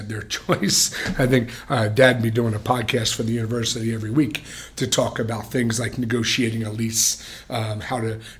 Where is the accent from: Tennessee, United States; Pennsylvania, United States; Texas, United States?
Pennsylvania, United States; Philadelphia; And we've come from towns like I come from Philly.